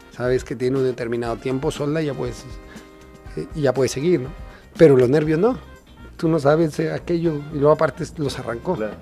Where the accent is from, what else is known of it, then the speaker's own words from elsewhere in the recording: Mexico; He sentido mucho cariño por parte de mi tierra